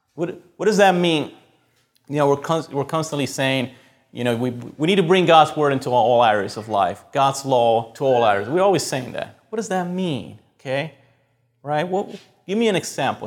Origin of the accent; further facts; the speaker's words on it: Puerto Rico; moved away; we grew up in Puerto Rico